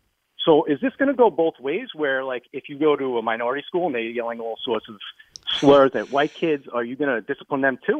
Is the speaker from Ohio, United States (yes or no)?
no; Long Island, New York, United States; because I'm 40 years old and I grew up in Long Island